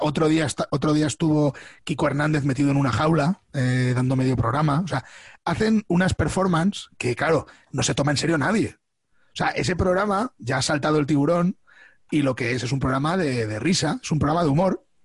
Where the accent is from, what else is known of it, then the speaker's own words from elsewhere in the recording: Albacete, Castilla-La Mancha, Spain; now in Madrid, Spain; Yo he vivido siempre en Albacete, salvo cuando me vine a vivir a, Madrid. Eh, o sea que yo eh, soy raised in Albacete